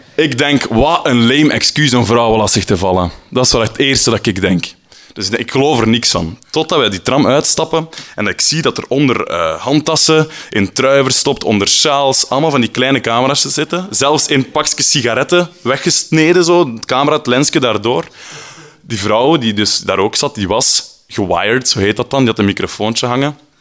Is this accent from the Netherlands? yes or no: no; Flanders, Belgium; now in Brussels, Belgium; Ik ben een Vlaming in Brussel